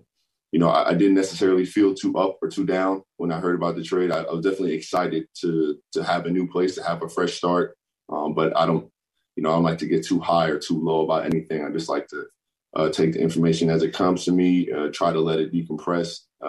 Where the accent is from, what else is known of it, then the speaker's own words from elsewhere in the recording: Florida, United States; also born or lived in Hill Air Force Base, Utah; I'm a Florida boy, but I was born in Hill Air Force Base, right up the road from Salt Lake. So, as I said, I'm a military baby, Air Force baby